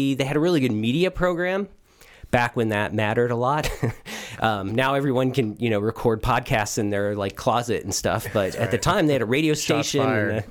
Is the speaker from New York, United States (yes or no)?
no; Hanover, Indiana, United States; I grew up in Hanover, Indiana. So, Hanover, Indiana is about a town of about 2,000 people in southern Indiana.